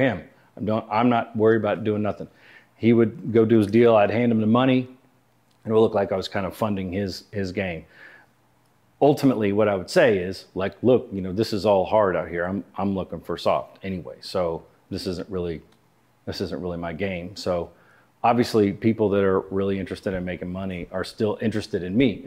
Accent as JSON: {"language": "English", "town": "Houston", "region": "Texas", "country": "United States", "tie": "born or raised there", "moved": "as an adult", "said": "I grew up in Houston"}